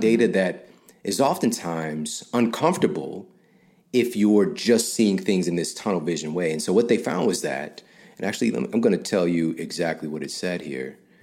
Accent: St. Louis, Missouri, United States; I'm from Saint Louis

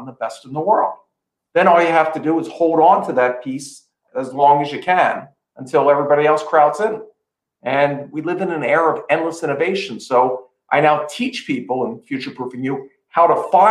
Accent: Philadelphia, Pennsylvania, United States; growing up in Philadelphia in a row house

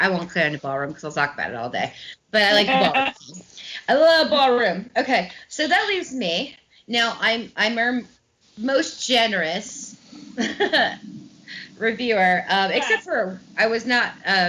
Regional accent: Midwest, United States; I'm a Midwesterner. We don't really have any sayings. We're just kind of here. Yeah, we say warsh if you speak in the dialect, which I do not

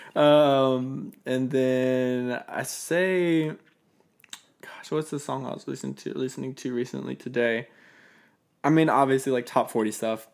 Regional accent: Fayette County, south of Atlanta, Georgia, United States; moved away as an adult; also born or lived in Kennesaw, Georgia; now in Nashville, United States; I grew up on, in the suburbs, like, south of Atlanta and, like, Fayette County

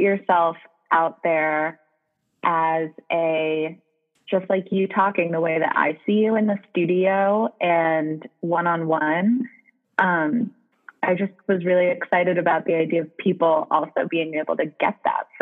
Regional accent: New York, United States; moved away as an adult; also born or lived in Michigan; I'm from New York. You mentioned that I applied to mostly schools in New York. I was very afraid of leaving New York.

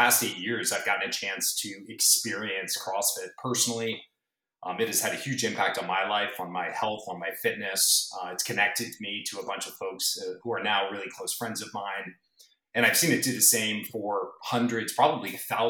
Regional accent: East Coast, United States; moved away as an adult; also born or lived in San Diego / Bay Area; now in Woodside, United States; I grew up on the East Coast

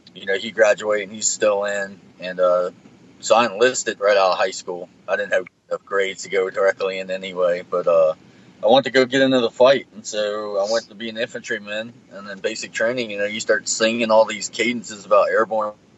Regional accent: Madison, United States; my hometown of Madison

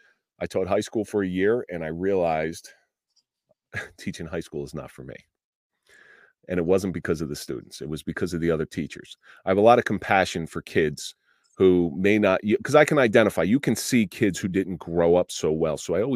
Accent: Atlantic City, New Jersey, United States; I grew up in the Atlantic City area, and I grew up in a household that wasn't very supportive

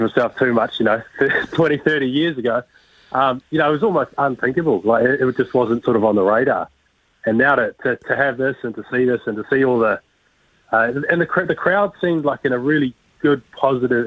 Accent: New Zealand; growing up in New Zealand

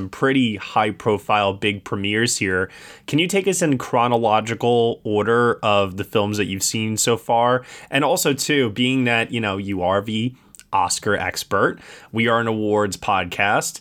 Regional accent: Northeast, United States; I'm from the Northeast

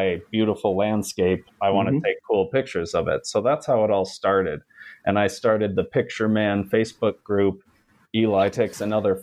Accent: Kalamazoo, Michigan, United States; moved away as an adult; now in Colorado, United States; I'm also a Michigan native, where we call pop, pop. soda happens somewhere else. So I'm from Kalamazoo. I grew up there

